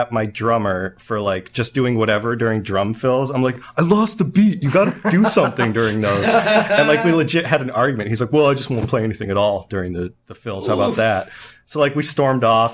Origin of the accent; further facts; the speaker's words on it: Northampton, Massachusetts, United States; my hometown in Northampton